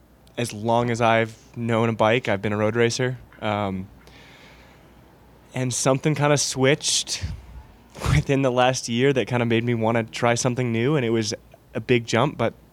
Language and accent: English; Michigan, United States; I'm from Michigan